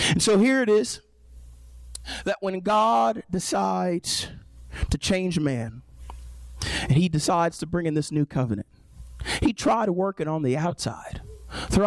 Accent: United States; moved away; I lived in New York for a little bit, and every once in a while we'd go to the city, and we grew up 45 minutes outside of Manhattan

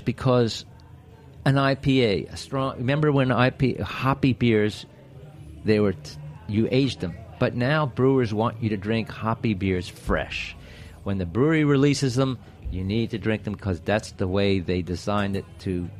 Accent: New Jersey, United States; I grew up in New Jersey

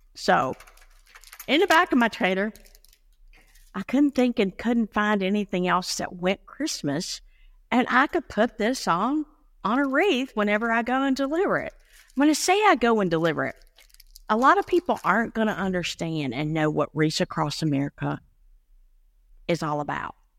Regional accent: Blue Ridge Mountains of North Carolina, United States; I come from the Blue Ridge Mountains of North Carolina

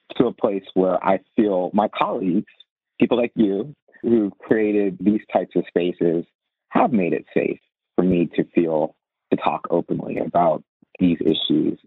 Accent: Virginia, United States; growing up in Northern Virginia or the Washington D.C. area

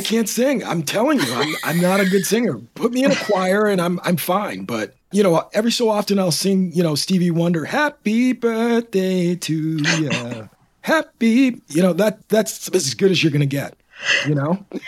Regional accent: Canada; also born or lived in Toronto / Michigan; now in Royal Oak, United States; I'm originally from Canada

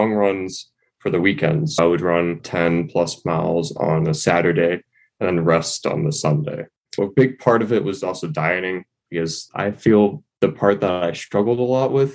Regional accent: New York City, New York, United States; moved away as an adult; now in Boulder, United States; I'm from New York City, but I'm living in Boulder right now because, of course, I'm studying

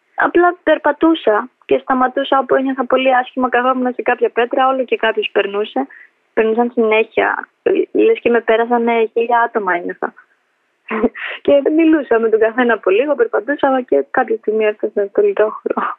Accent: Athens, Attica, Greece; also born or lived in Tirana, Albania; γεννήθηκα στην Αλβανία, τα Τύρανα. Ήρθαμε με τους γονείς μου στην Ελλάδα όταν ήμουν ενός. Μέναμε από πάντα Αθήνα, Ηλίσια

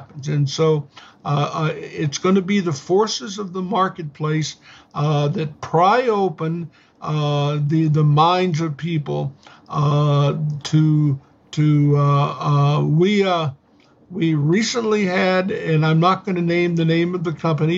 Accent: United States; as an American citizen

